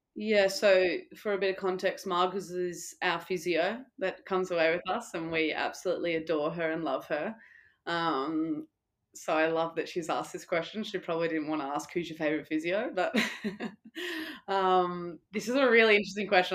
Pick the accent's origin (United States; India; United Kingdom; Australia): Australia; moved away; also born or lived in Italy